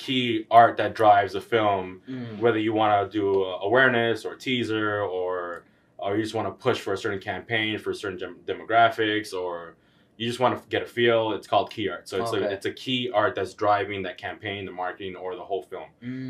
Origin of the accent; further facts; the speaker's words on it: Los Angeles, California, United States; I'm born and raised in Hollywood.